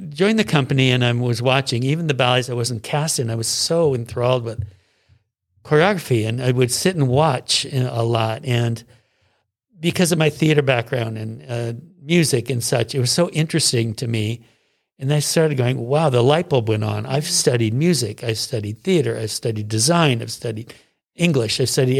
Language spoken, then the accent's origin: English; Seattle, Washington, United States; Well, I'm from Seattle. I didn't study music until I was 20.